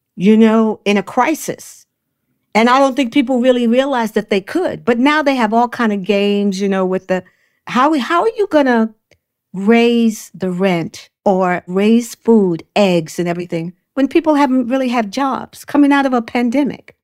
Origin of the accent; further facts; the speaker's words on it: New York City, New York, United States; I grew up in Brooklyn, Bedford Stuyvesant